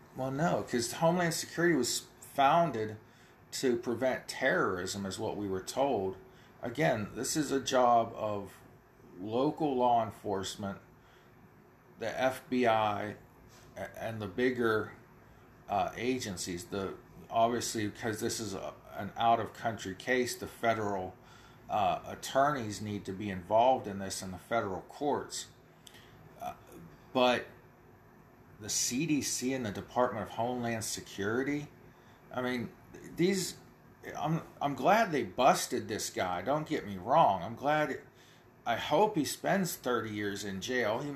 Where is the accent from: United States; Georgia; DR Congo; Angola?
United States; I live where Pennsylvania, Ohio, and West Virginia all come together uh, on along the Ohio River and I can see from my hometown